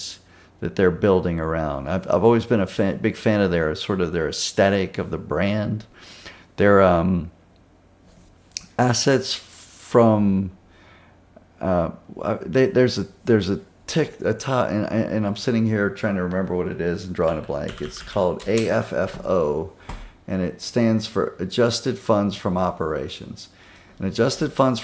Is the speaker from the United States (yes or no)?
yes; Baton Rouge, Louisiana, United States; now in Texas, United States; back home where I grew up in and around Baton Rouge, Louisiana